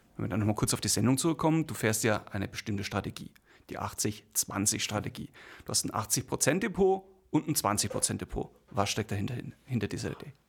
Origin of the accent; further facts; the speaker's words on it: Bamberg, Bavaria, Germany; ich komme aus Bamberg